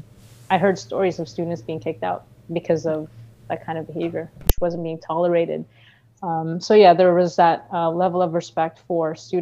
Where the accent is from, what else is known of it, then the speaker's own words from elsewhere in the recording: Philippines; now in Canada; I was raised in the Philippines for half my life. I came to Canada in 2009